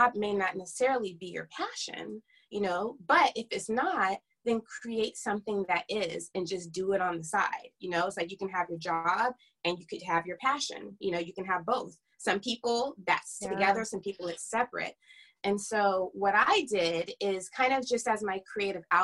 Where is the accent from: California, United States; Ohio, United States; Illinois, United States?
California, United States; Fairfield; moved away as an adult; also born or lived in Sacramento, California; now in Los Angeles, United States; I am originally from Northern California, right outside of Napa Valley. A small town called Fairfield